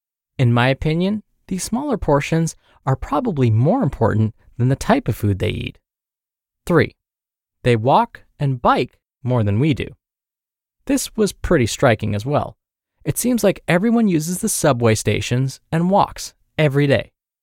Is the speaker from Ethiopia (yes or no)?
no; Guam; including my home country of Guam